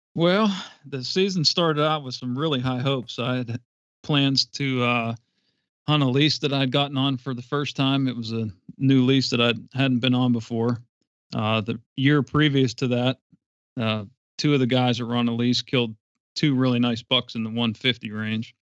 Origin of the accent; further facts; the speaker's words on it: Western Pennsylvania, United States; I'm from Western Pennsylvania, born and raised